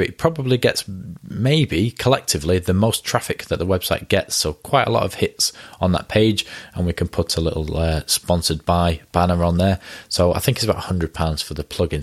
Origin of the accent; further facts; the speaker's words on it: United Kingdom; now in Ramsbottom, United Kingdom; I'm British